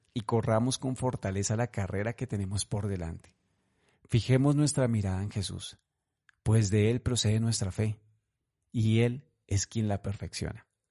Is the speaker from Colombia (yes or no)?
yes; Colombia; en Colombia, en este momento, actualmente en mi país